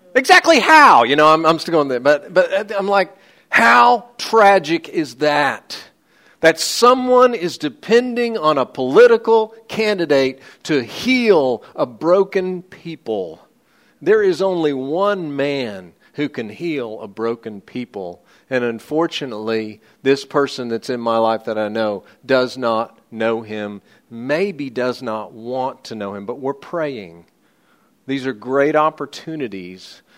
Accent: United States; I'm an American, but I'm an American second

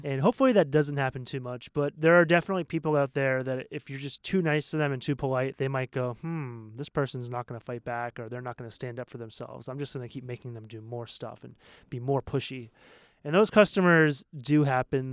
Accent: Maine, United States; moved away as an adult; now in Taiwan; I'm from Maine

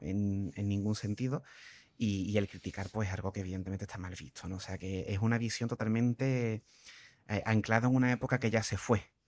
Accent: Cádiz, Andalusia, Spain; me haya criado en Cádiz

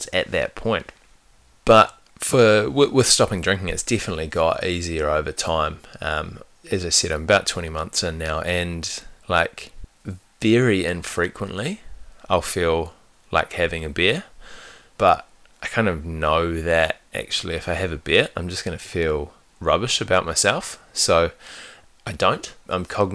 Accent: New Zealand; I grew up in New Zealand

